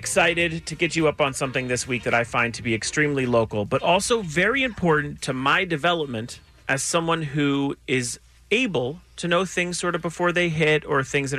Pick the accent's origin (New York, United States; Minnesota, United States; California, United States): California, United States; Los Angeles; growing up in Los Angeles